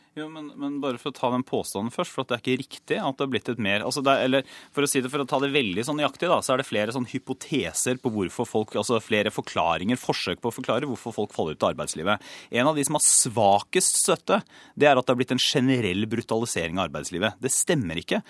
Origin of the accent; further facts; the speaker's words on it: Porsgrunn, Telemark, Norway; jeg kommer fra Porsgrunn